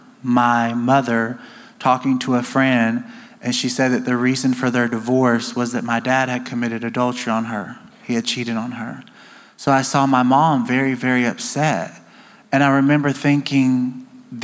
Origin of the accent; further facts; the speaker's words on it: near Nashville, Tennessee, United States; moved away; also born or lived in Alabama / Georgia; I grew up near Nashville, Tennessee